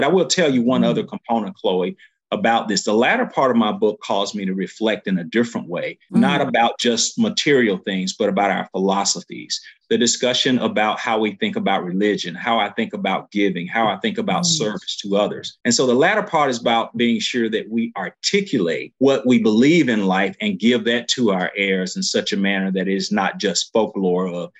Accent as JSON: {"language": "English", "town": "Eufaula", "region": "Alabama", "country": "United States", "said": "I came from Eufaula, Alabama"}